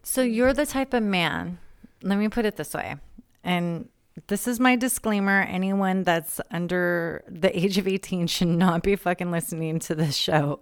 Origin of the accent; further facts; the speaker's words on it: San Diego, California, United States; I'm from San Diego